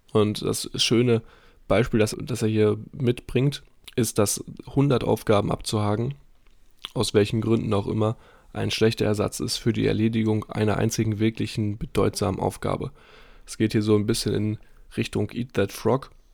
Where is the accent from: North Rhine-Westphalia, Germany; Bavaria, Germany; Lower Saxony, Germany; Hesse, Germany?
North Rhine-Westphalia, Germany; Dortmund; moved away; bei uns in Dortmund in der Heimat